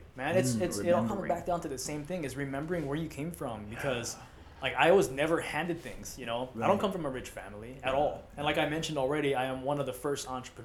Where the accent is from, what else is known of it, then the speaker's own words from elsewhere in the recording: Maui, Hawaii, United States; I'm from Maui